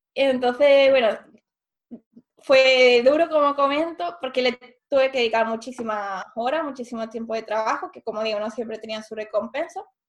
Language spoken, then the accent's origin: Spanish; Seville, Andalusia, Spain; moved away as an adult; also born or lived in Pisa, Italy / Germany; yo soy de Sevilla, entonces había vivido aquí toda la vida y estudié la carrera también en Sevilla